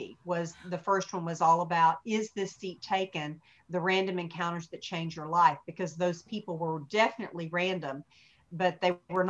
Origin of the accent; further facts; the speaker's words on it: Hot Springs, Arkansas, United States; I'm a small town girl. You know, Hot Springs, Arkansas was my hometown and where I was reared.